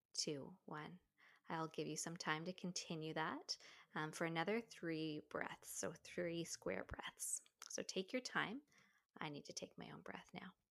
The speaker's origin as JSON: {"language": "English", "region": "Newfoundland and Labrador", "country": "Canada", "tie": "born or raised there", "said": "I grew up in Newfoundland"}